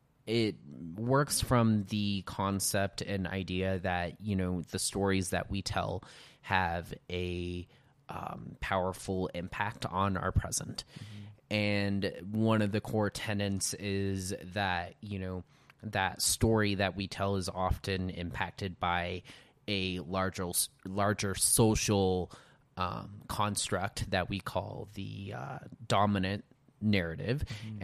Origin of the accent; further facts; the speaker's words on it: Montrose, Colorado, United States; Montrose, Colorado.